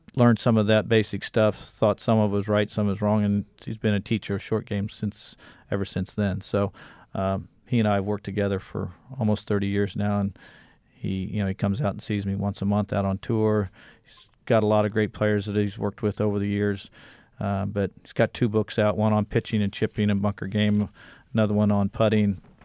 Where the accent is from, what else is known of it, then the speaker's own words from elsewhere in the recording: Kansas City, Missouri, United States; I grew up in Kansas City